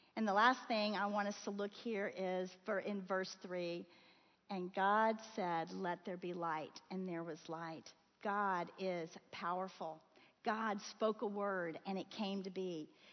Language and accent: English; Florida, United States; moved away; I grew up in Florida